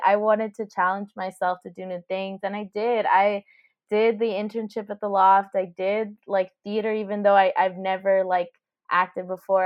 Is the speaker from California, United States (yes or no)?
no; Miami, Florida, United States; moved away; I'm from, um, Miami, which is South Florida